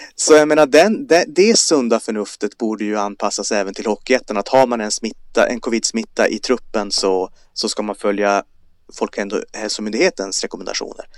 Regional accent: Kiruna, Norrbotten County, Sweden; jag kommer från Kiruna

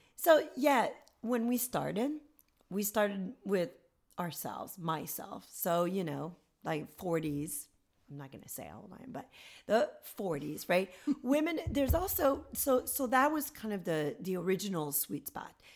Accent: Gatineau, Quebec, Canada; moved away as an adult; now in United States; I'm from a town called Gatineau near Ottawa, the capital. So a government town

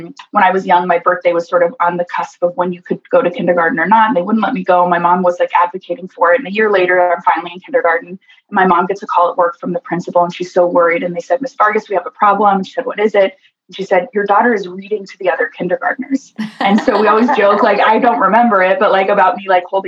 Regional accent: Costa Rica; born in Costa Rica to a father with schizophrenia

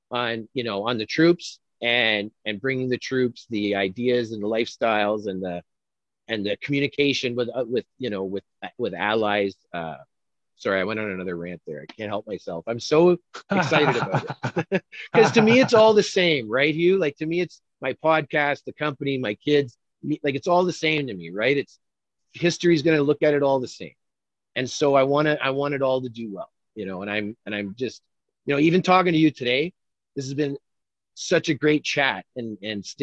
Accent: Canada; I'm a Canadian

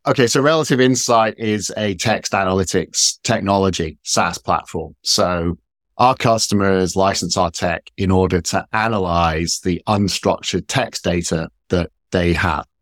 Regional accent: Scotland, United Kingdom; moved away; also born or lived in Washington, D.C., United States / San Francisco, United States; I'm based in the U K, I'm from Scotland originally

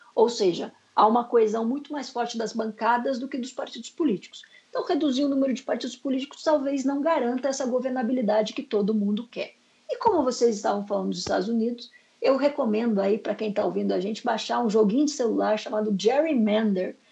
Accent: Curitiba, Paraná, Brazil; eu sou de, da República de Curitiba

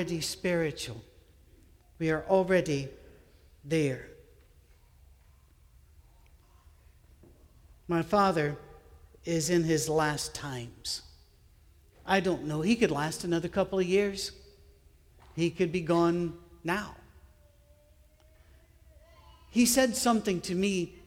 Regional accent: United Kingdom; I'm British

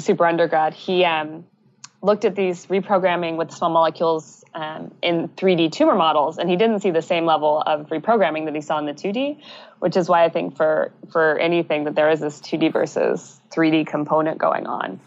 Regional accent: United States; moved away as an adult; now in British Columbia, Canada; I'm originally from the States

